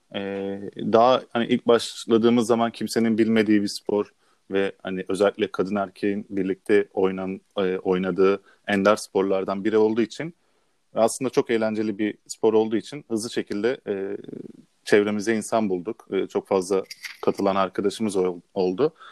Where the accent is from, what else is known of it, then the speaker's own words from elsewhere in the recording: Istanbul, Turkey; İstanbul'da doğdum